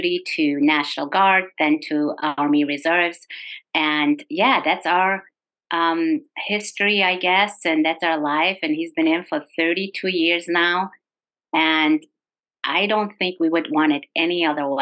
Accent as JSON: {"language": "English", "country": "Germany", "tie": "born or raised there", "also_born_or_lived": "South Dakota", "moved": "as an adult", "lives_now": "United States", "said": "I grew up in Germany in a Turkish family, met my husband in Germany who was stationed in Fulda, Germany"}